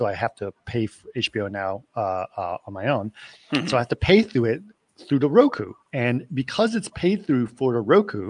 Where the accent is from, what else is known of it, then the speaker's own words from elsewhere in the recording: Athens, Attica, Greece; I grew up in Athens, Greece.